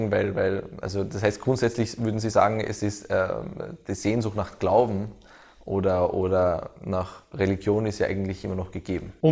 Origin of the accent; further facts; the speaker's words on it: Bosnia & Herzegovina; Ich komme aus Bosnien ursprünglich und die Moscheen waren zu Zeiten des Krieges ebenfalls voll.